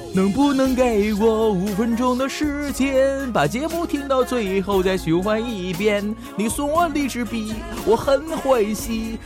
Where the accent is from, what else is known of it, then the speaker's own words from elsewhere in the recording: Northeast China, China; 我是东北人